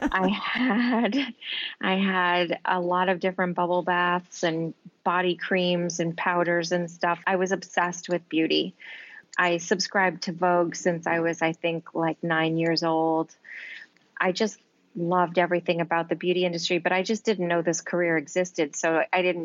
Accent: New Jersey, United States; moved away as an adult; now in New York City, United States; I grew up in New Jersey, actually, on the East Coast.

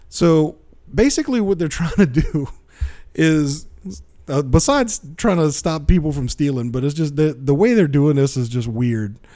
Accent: South Louisiana, United States; I'm from South Louisiana

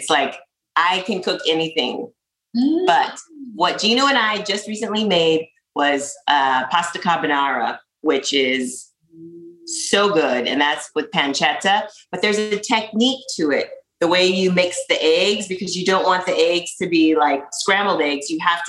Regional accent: La Jolla, California, United States; also born or lived in Reno, Nevada; I was born in Reno, Nevada. And my mom got pregnant with me when she was 15, had me when she was 16. So I lived in Reno until I was 5 or 6, then moved to San Diego to La Jolla. Loved La Jolla as a kid.

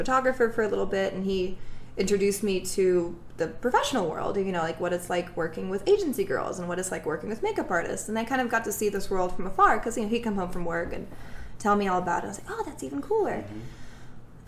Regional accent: Russia; also born or lived in Dallas area; now in Houston, United States; I'm from Russia

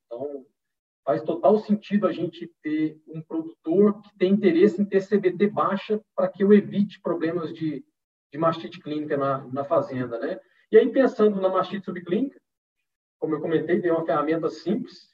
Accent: Goiás, Brazil; now in Araras, Brazil; sou natural do estado de Goiás, mas moro atualmente em São Paulo, aqui na cidade de Araras

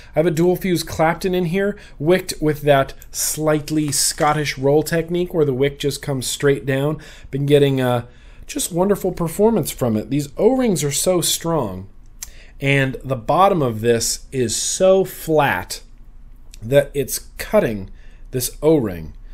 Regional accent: United States; I grew up in Lake Tahoe

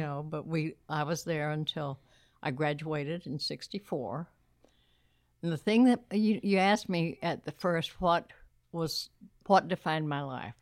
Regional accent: Uvalde, Texas, United States; born or raised there; also born or lived in San Antonio, Texas

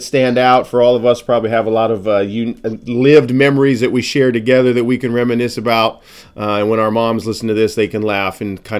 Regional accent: Montana, United States; moved away as an adult; now in Oregon, United States; I grew up in Montana.

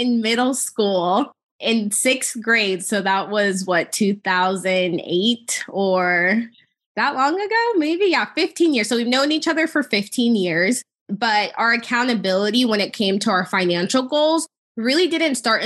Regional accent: Denver, Colorado, United States; I'm originally from Denver, Colorado.

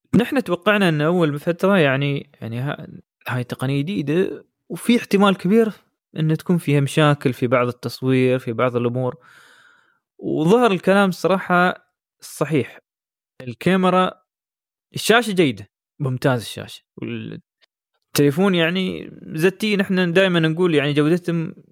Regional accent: United Arab Emirates; احنا عندنا كثير في الامارات

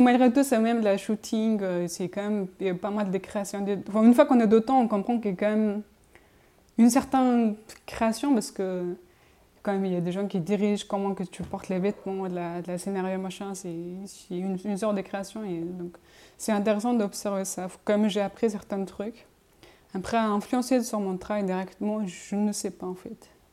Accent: Montpellier, Occitania, France; moved away; chez moi à Montpellier

